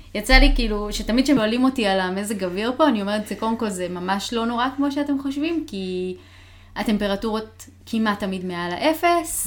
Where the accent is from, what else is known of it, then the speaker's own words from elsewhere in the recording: Israel; now in Seattle, United States; מחוץ לישראל גרתי רק בסיאטל